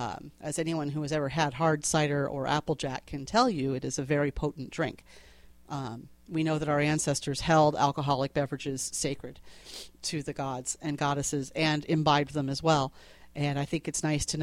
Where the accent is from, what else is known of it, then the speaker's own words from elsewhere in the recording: Connecticut, United States; accent: New England; I grew up in Connecticut near a place called Clyde's